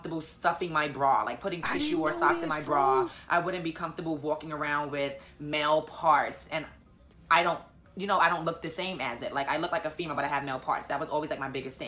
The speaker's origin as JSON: {"language": "English", "town": "New York City", "region": "New York", "country": "United States", "said": "I'm from New York, Harlem."}